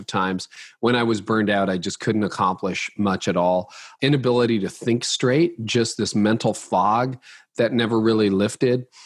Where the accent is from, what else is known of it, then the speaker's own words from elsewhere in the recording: Canada; I'm Canadian